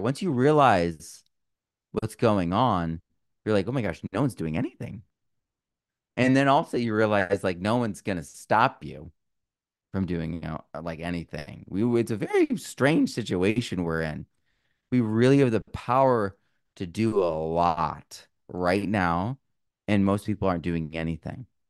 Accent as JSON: {"language": "English", "region": "Vermont", "country": "United States", "tie": "born or raised there", "also_born_or_lived": "Sonoma County, California", "moved": "yes", "said": "I grew up in Vermont"}